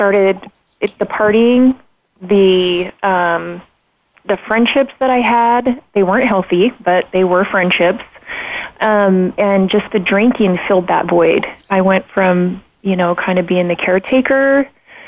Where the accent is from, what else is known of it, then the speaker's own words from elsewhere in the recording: Pocatello, Idaho, United States; I grew up in Pocatello, Idaho